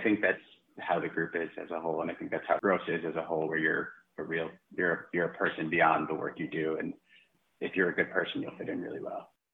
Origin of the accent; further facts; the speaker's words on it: Long Island, New York, United States; now in Hoboken, United States; I am a proud Long Islander